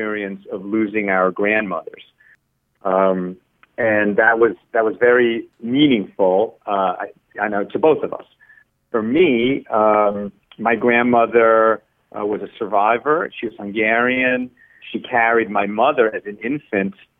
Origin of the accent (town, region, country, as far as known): the New York area, United States; born or raised there; first language Spanish; English is a second language; also born or lived in Chile